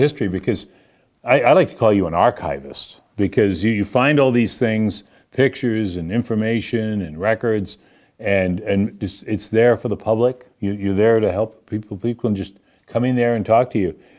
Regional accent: Boston, Massachusetts, United States; moved away; I grew up in Boston and never was on a farm

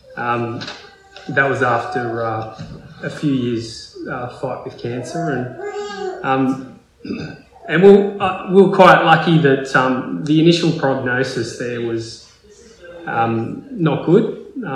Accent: Port Macquarie, New South Wales, Australia; now in Melbourne, Australia; growing up in Port Macquarie

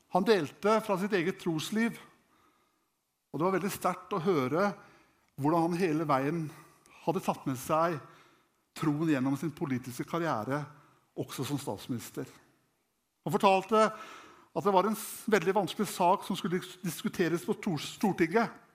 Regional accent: Norway; jeg vokste opp hjemme i Klarus

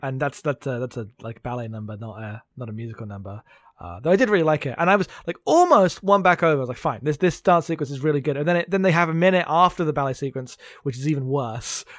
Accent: United Kingdom; I'm too British

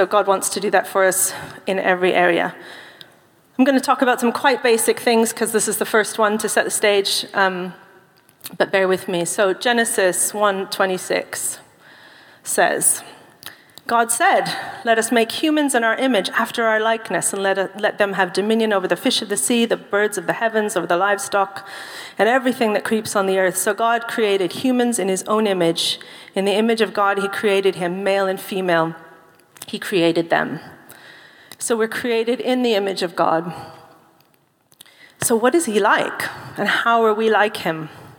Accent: United Kingdom; I'm British. I'm fine. I'm keeping calm and carrying on.

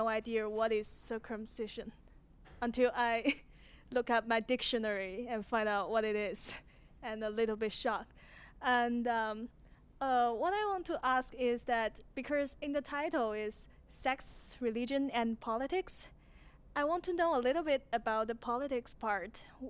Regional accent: China; English is a second language; moved away; I come from China.

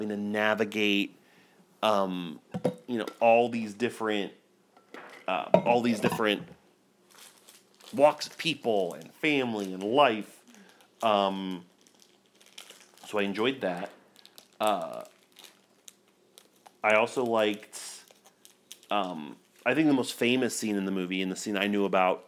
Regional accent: United States; as an American

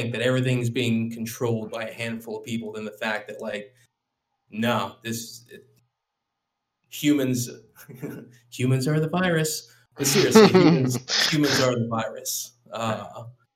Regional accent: Louisiana, United States; I grew up in the South

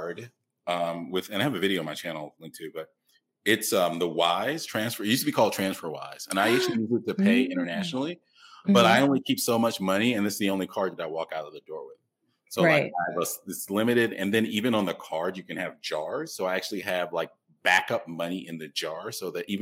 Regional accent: Atlanta, Georgia, United States; moved away as an adult; now in Mexico City, Mexico; I'm from Atlanta

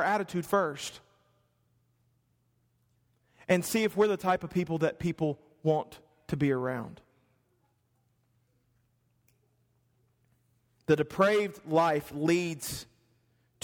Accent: the South, United States; I'm from the South

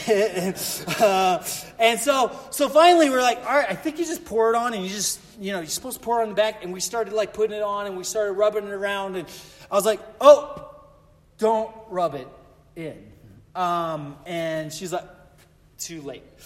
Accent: Colorado, United States; I grew up in Colorado

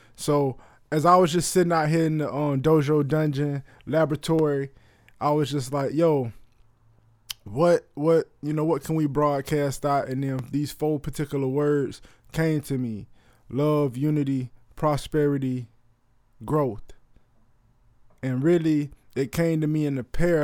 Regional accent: Florida, United States; I'm from Florida.

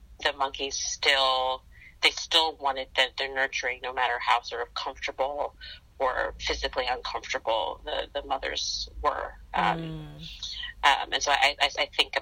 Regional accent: New York City, New York, United States; also born or lived in Philadelphia, Pennsylvania; now in New York, United States; I was born in Queens.

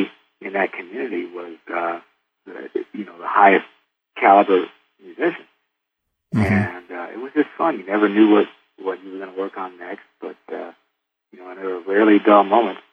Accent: Detroit, Michigan, United States; I'm from Detroit

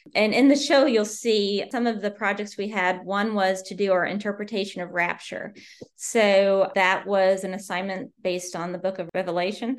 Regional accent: Southern Indiana, United States; moved away as an adult; also born or lived in Bloomington, Indiana; now in Maryland, United States; I'm originally from Southern Indiana, and I grew up there

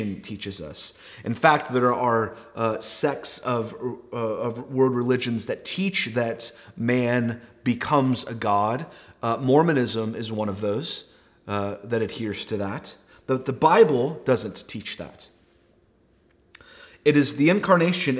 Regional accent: Texas, United States; we are all from Texas

